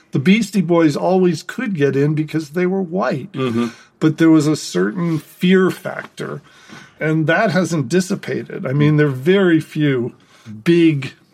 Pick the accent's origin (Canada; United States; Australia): United States; outside of Boston, Massachusetts; I grew up outside of Boston